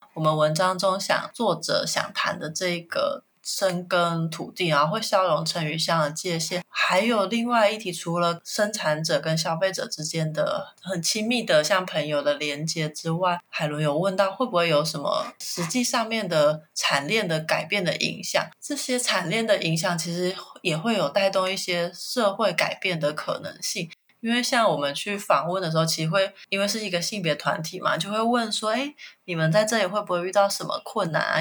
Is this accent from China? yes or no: no; Taiwan; 我们台湾人直觉会觉得是农民的天敌